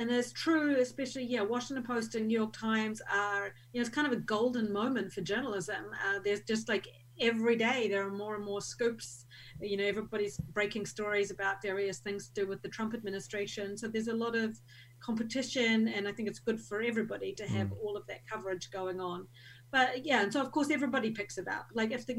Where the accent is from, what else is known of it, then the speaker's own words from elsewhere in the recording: Hastings, Hawke's Bay, New Zealand; now in Havelock North, New Zealand; But I grew up in Hastings. I'm a Hastings girl.